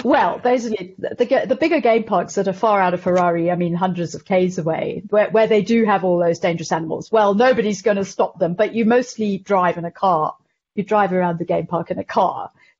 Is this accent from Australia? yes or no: no; Zimbabwe; and I mean, I was here through the whole war, and you know, it's completely bizarre growing up through a war